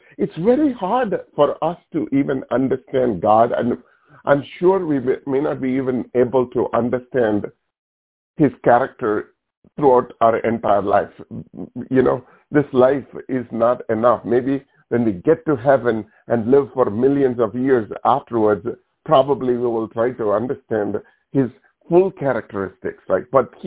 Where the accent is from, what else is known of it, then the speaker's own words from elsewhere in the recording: India; moved away; when I grew up in India, this is in our culture.